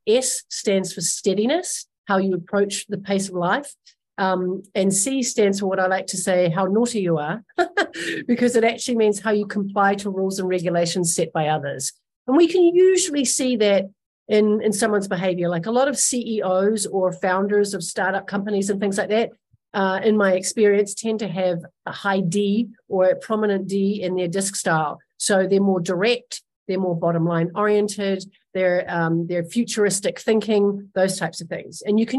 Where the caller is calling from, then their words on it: Los Angeles, California, United States; I'm calling in from Los Angeles, California.